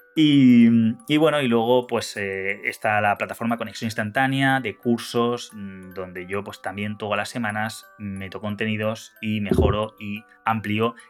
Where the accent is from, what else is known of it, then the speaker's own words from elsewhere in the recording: Honduras; Soy de Honduras